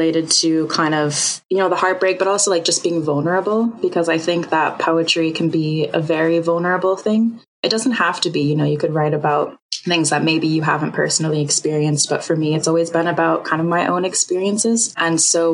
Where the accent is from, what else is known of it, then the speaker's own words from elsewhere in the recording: United States; I'm American. So being from America